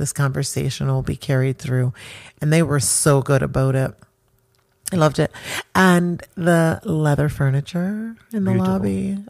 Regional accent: Jamaica; And I'm Jamaican. I'm not supposed to be.

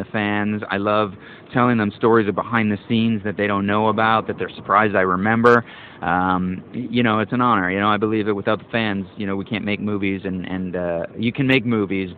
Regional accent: Canada; I'm Canadian.

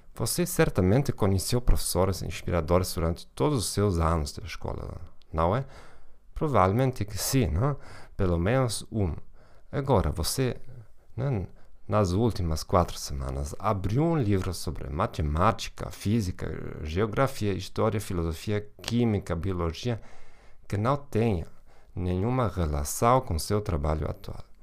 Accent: Germany; Portuguese is a second language; moved away; also born or lived in Hamburg; provavelmente já sou de nacionalidade alemã

